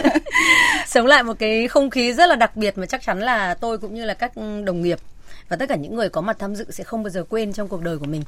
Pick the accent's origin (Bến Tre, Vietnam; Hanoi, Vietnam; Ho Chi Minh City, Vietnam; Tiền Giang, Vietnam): Hanoi, Vietnam; công dân Hà Nội đã bay vào